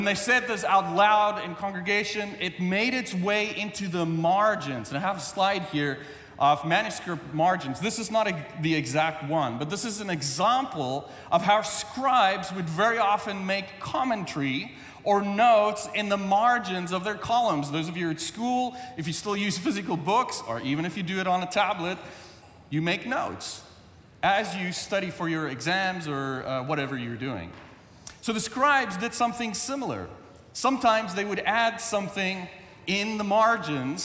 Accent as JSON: {"language": "English", "country": "South Africa", "tie": "born or raised there", "second_language": "English", "moved": "yes", "said": "English is my second language. When I was in South Africa"}